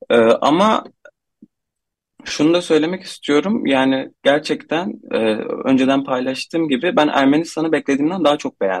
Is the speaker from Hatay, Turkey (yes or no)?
yes; Antakya, Hatay, Turkey; bana nereli ol, olduğumu sordu. Ben de Antakya dedim.